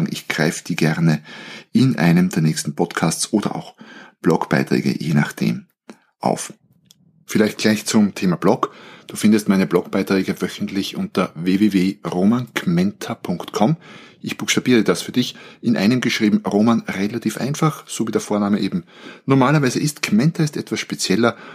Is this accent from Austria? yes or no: yes; Austria; Ich bin Österreicher, ich bin gelernter Betriebswirt, ich habe in Wien Wirtschaft studiert